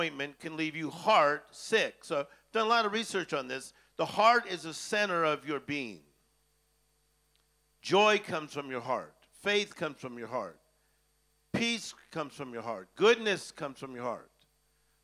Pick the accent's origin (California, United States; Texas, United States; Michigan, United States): California, United States; Los Angeles; I'm from Hollywood